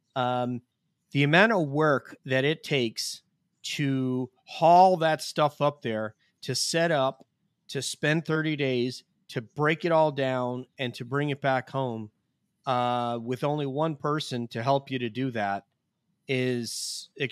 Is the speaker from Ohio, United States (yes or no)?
no; Westchester, New York, United States; I'm from Westchester